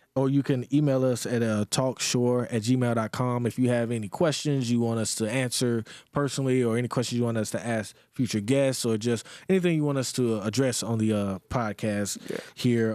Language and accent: English; Greenwood, South Carolina, United States; moved away; my hometown, Greenwood, South Carolina.